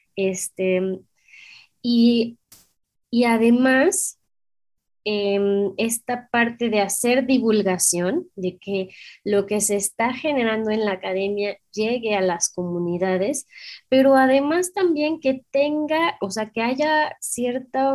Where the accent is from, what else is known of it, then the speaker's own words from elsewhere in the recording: Mexico; somos mexicanas